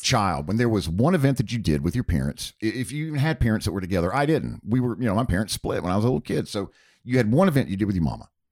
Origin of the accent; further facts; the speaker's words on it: Charlotte, North Carolina, United States; growing up outside of Charlotte, North Carolina